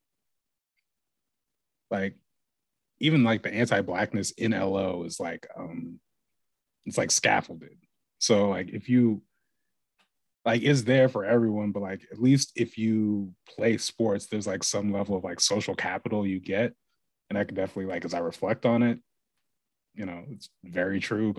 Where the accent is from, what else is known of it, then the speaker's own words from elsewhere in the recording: Lake Oswego, Oregon, United States; growing up in Lake Oswego? Super lonely